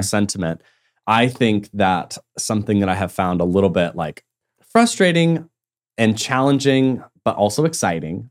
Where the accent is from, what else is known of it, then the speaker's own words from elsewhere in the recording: Tulsa, Oklahoma, United States; coming back to Tulsa was like understanding who I am in my hometown